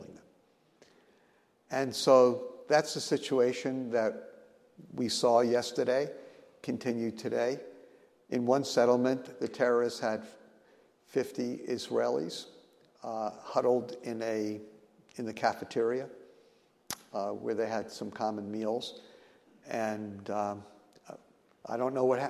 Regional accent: New York, United States; as a New Yorker

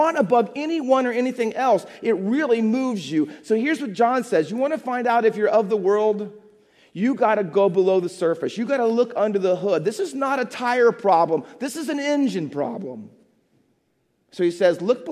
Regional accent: Midwest, United States; moved away as an adult; also born or lived in England; now in New Jersey, United States; I was from the Midwest

